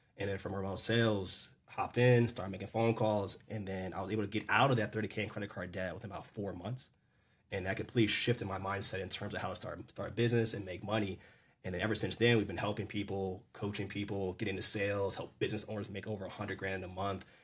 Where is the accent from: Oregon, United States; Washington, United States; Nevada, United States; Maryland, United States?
Maryland, United States; I'm born and raised in Maryland